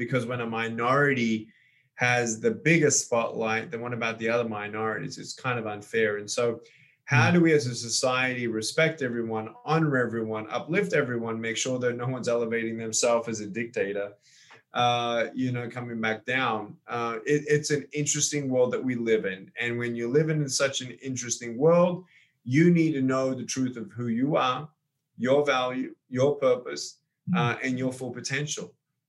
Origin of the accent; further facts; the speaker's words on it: Australia; also born or lived in California; now in Texas, United States; born and raised in Australia. now living in America, moved from California to Texas last 12 months